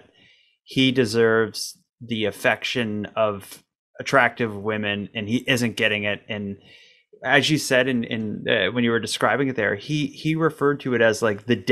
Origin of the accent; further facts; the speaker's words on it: Canada; as a Canadian